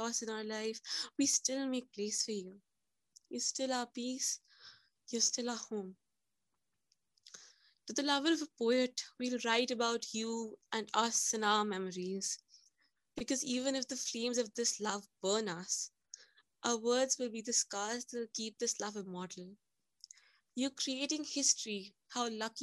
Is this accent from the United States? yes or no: no; India; I'm from India